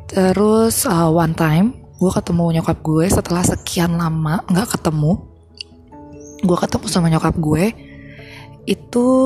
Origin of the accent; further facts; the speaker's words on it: Jakarta, Indonesia; moved away as an adult; now in Bali, Indonesia; FYI gue tuh emang lahir besar di Jakarta tapi gara-gara gue kuliah di Bali gue dapat PTN di Bali jadi gue move ke Bali